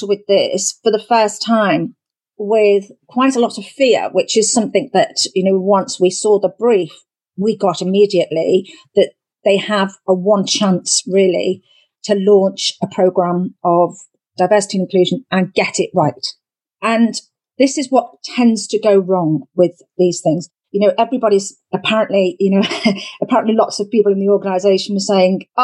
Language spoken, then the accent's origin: English; United Kingdom; We're very traditional as British people